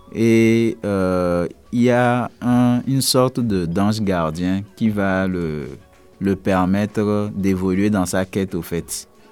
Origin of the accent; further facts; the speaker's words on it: Togo; je viens du Togo